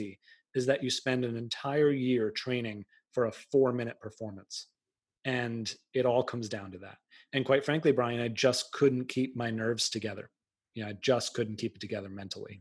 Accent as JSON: {"language": "English", "area": "outside of Boston", "region": "Massachusetts", "country": "United States", "tie": "born or raised there", "said": "I grew up outside of Boston"}